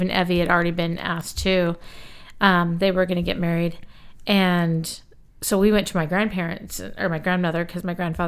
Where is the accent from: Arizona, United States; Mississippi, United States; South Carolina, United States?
Arizona, United States; Flagstaff; where we grew up in Flagstaff